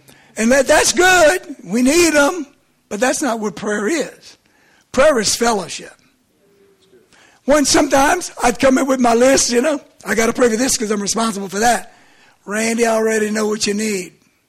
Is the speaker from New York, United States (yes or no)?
no; Lauraville, Maryland, United States; To me, I'm from Lauraville, okay?